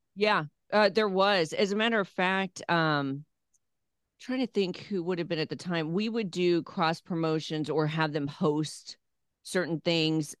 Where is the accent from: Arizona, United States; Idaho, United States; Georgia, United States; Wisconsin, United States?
Arizona, United States; Phoenix; also born or lived in California / Louisville; now in Nashville, United States; I grew up around radio in Phoenix, Arizona